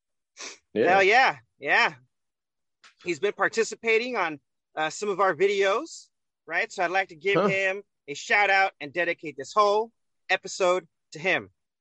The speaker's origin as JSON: {"language": "English", "country": "United States", "tie": "born there", "said": "Well, I was born in America, so I guess that makes me an American."}